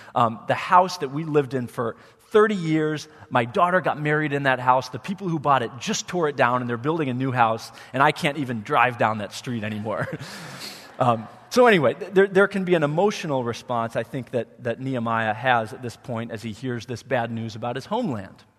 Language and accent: English; Wheaton, Illinois, United States; moved away as an adult; I grew up in Wheaton